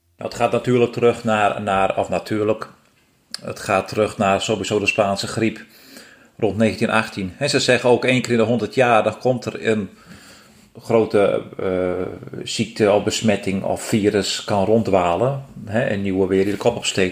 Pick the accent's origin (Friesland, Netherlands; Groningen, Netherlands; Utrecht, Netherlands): Friesland, Netherlands; Geboortejaar 1971, geboren in Friesland